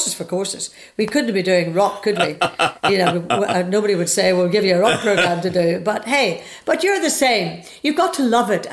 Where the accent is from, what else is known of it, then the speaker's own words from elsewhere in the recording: Northern Ireland, United Kingdom; moved away as an adult; I was brought up in Northern Ireland